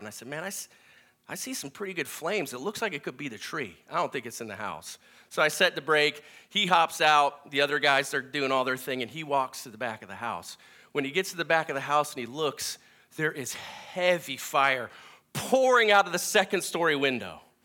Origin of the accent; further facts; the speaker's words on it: Minnesota, United States; I'm from Minnesota.